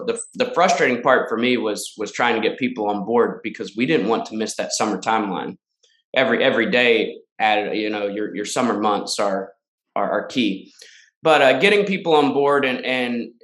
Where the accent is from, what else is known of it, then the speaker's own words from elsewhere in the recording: Danville, Virginia, United States; moved away as an adult; also born or lived in Lynchburg, Virginia; now in Charlotte, United States; my hometown of Danville, Virginia.